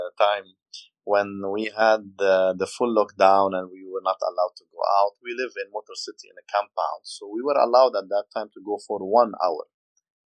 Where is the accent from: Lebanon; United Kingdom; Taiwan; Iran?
Lebanon; now in Dubai, United Arab Emirates; I'm Lebanese. I'm from Lebanon.